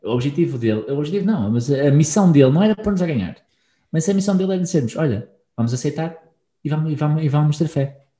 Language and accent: Portuguese; Portugal; quem somos, enquanto também portugueses